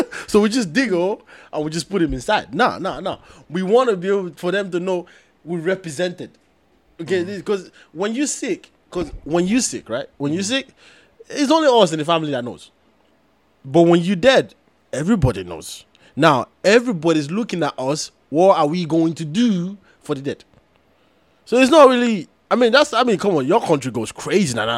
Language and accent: English; Nigeria; I'm from Nigeria